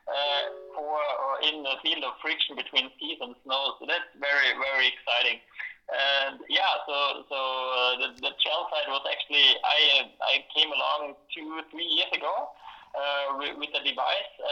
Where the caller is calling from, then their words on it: Oslo, Norway; That's right. I'm calling from Oslo right now. That's where I'm situated.